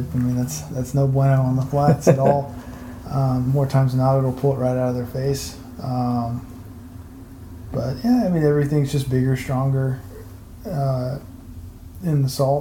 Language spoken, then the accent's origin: English; Texas, United States; I grew up in Texas